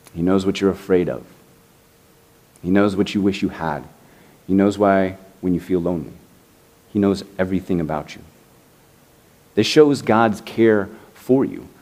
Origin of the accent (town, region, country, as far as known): Indianapolis, Indiana, United States; born or raised there; now in Miami, United States